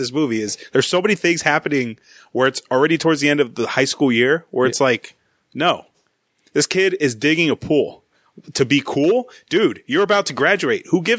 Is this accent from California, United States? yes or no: yes; Los Angeles, California, United States; I grew up in the San Fernando Valley where it's already hot at this time of the year.